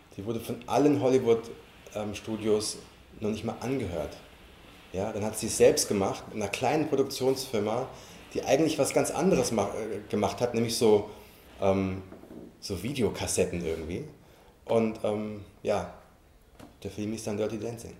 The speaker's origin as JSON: {"language": "German", "town": "Frankfurt", "region": "Hesse", "country": "Germany", "also_born_or_lived": "London", "moved": "yes", "said": "ich komme aus Frankfurt"}